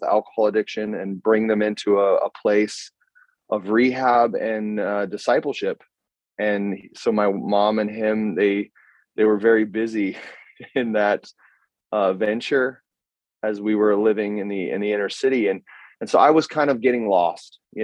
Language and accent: English; Greeley, Colorado, United States; moved away as an adult; also born or lived in Brazil; now in Germany; I grew up in Colorado, in northern Colorado, a town called Greeley. I was born there.